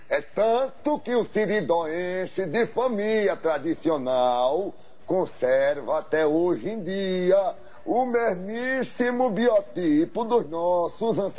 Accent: Mossoró, Rio Grande do Norte, Brazil; born there; also born or lived in Natal; Isso, sou nascido em Mossoró e tenho alma natalense.

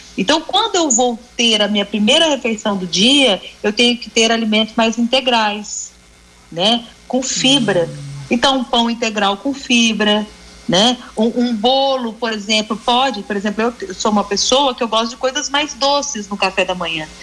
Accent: Minas Gerais, Brazil; eu sou de Minas

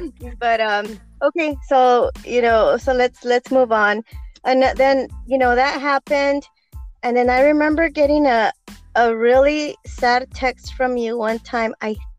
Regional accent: Oxnard, California, United States; Girl, I was born in Oxnard.

